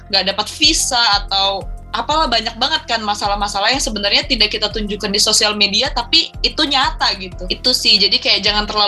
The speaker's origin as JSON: {"language": "Indonesian", "country": "Indonesia", "said": "padahal kalau kita orang Indo nama lengkap kadang kayak aku"}